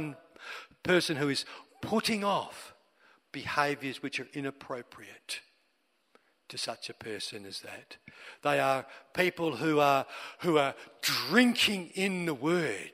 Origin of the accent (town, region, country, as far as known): Australia